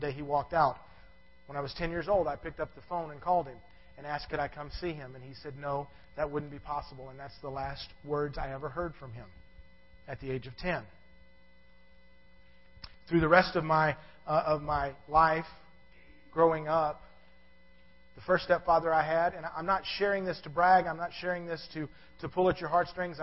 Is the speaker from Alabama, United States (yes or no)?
no; Savannah, Georgia, United States; I was born in Savannah, Georgia